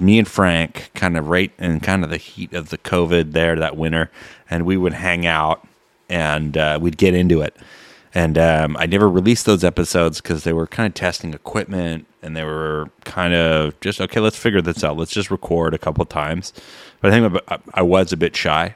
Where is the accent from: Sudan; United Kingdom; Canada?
Canada; Peterborough, Ontario; I know C K V R because I grew up in Peterborough